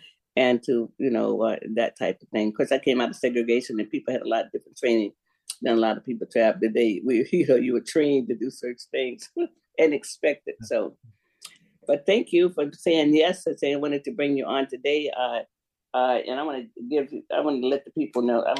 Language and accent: English; Florida, United States; I'm from Florida.